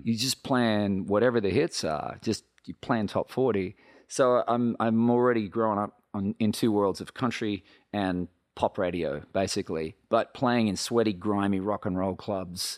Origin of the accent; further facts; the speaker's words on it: Australia; moved away as an adult; now in Nashville, United States; I come from Australia where they're brutally honest